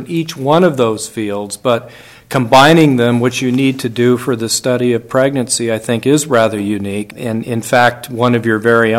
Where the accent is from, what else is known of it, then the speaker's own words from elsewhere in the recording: New Mexico, United States; I'm from New Mexico